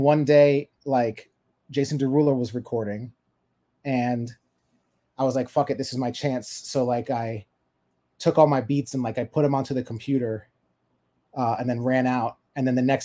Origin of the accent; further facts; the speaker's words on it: Florida, United States; I'm originally from Florida